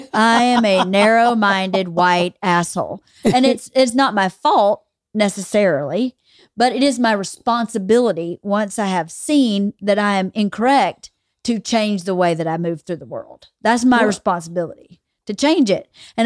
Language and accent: English; California, United States; So I grew up in Southern California.